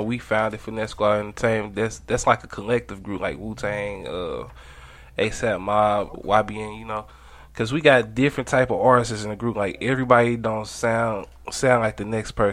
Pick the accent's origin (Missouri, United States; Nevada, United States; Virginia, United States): Missouri, United States; St. Louis; I was born and raised in St. Louis